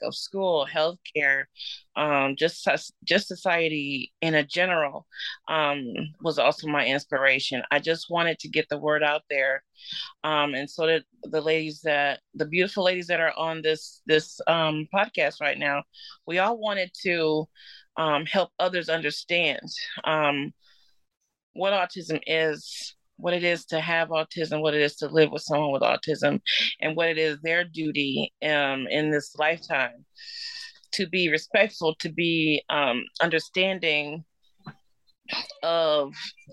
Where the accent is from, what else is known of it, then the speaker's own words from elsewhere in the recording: Milwaukee, Wisconsin, United States; I born and raised here in Wisconsin and Milwaukee all my life